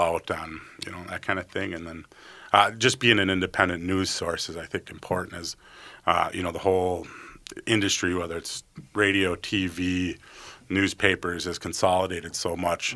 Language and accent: English; White Bear Lake, Minnesota, United States; also born or lived in Bemidji, Minnesota / Eau Claire, Wisconsin; I grew up in White Bear Lake, so a northeast suburb of the Twin Cities.